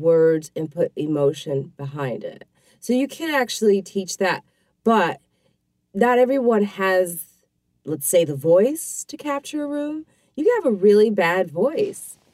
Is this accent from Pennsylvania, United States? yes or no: no; Highland Park, Illinois, United States; also born or lived in South Side, Chicago; I grew up in Highland Park, Chicago